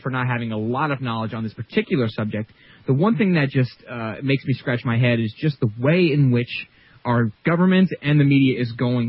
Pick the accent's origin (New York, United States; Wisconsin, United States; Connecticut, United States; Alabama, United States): New York, United States; We're from New York